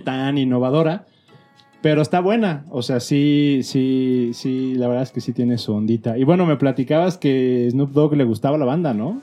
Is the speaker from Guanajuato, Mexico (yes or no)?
yes; León, Guanajuato, Mexico; moved away; yo vivía en León, esto haber sido como en el 87.